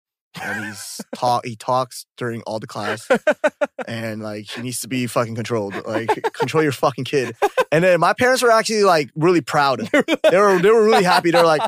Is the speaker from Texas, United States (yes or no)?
yes; Dallas, Texas, United States; moved away as an adult; also born or lived in Korea; now in South Korea; Yeah. I'm from Dallas.